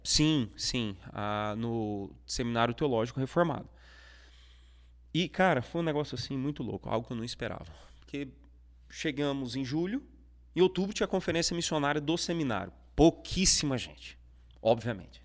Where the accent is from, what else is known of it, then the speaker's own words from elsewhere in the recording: Cuiabá, Mato Grosso, Brazil; lá em Cuiabá, no Mato Grosso, é onde eu nasci. É, então eu tive minha infância toda na, na igreja